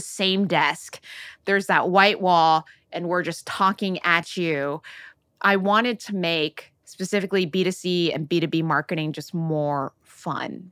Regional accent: Oakland, California, United States; I grew up in Silicon Valley.

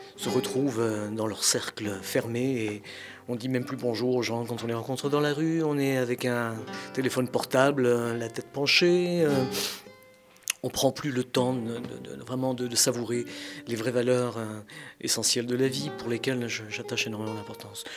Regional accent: France; Je suis français de naissance, de culture, d'âme fière de l'être, mais je suis espagnol de sang

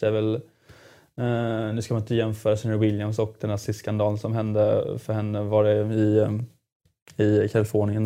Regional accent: Jönköping, Jönköping County, Sweden; Jönköping där jag kommer ifrån

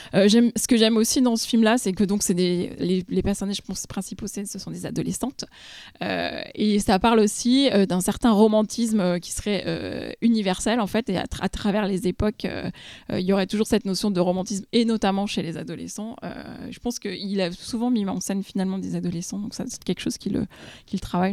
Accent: France; nous, en tant que Français

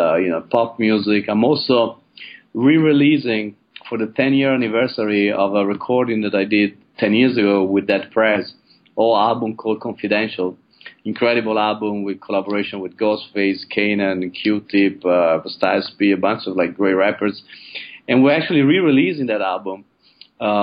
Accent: Padua, Veneto, Italy; moved away; my hometown, Padova, in Italy

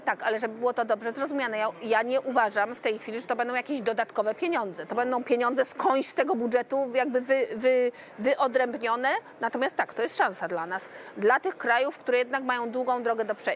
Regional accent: Silesian Voivodeship, Poland; Jestem ślązaczką polską i europejską

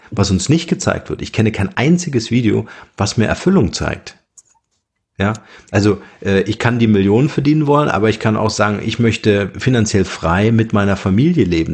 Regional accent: Germany; uns Deutsche

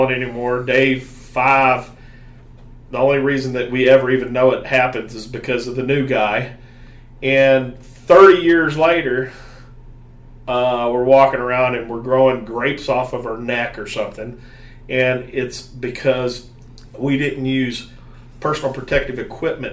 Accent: the South, United States; accent: southern; my southern accent

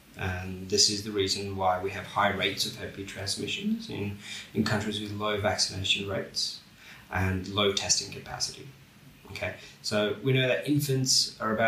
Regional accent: Bangladesh; now in Australia; so I'm from Bangladesh

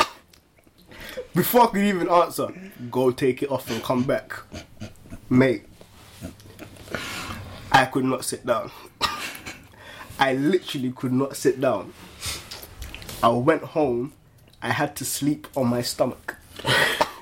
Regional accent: Ghana; I grew up in Ghana.

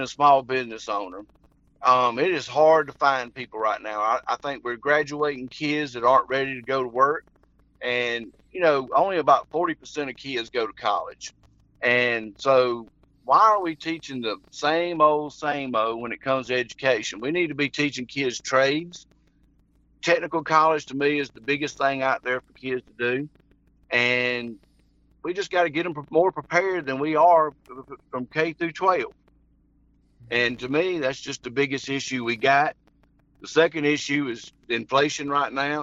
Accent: Henry County, Georgia, United States; born or raised there; also born or lived in Jackson, Georgia

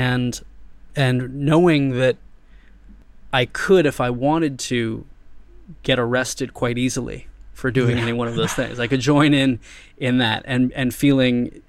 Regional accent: United States; moved away as an adult; now in Thailand; I'm from America

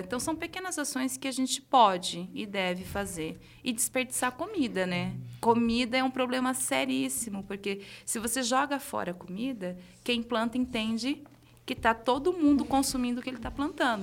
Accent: Caraguatatuba, São Paulo, Brazil; moved away as an adult; Eu cresci no litoral norte de São Paulo, em Caraguatatuba.

